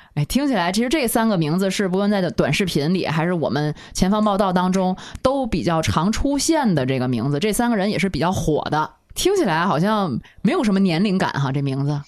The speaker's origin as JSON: {"language": "Chinese", "region": "Tianjin", "country": "China", "said": "作为我们天津人来讲"}